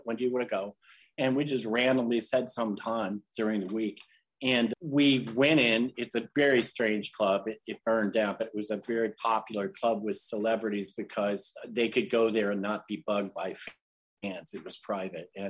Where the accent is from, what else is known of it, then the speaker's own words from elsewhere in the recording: St. Louis, Missouri, United States; St. Louis